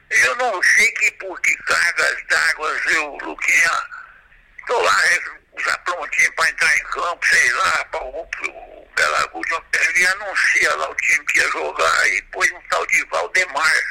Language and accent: Portuguese; Ribeirão Preto, Guará, São Joaquim, São Paulo, Brazil; eu sou de Ribeirão, de Guará, São Joaquim, e nessa época eu morava em Ribeirão.